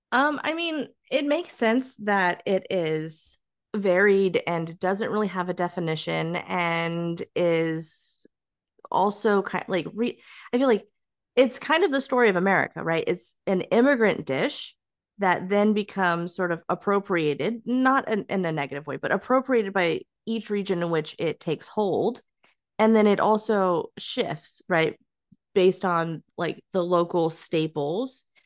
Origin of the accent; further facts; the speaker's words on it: California, United States; us being a Californian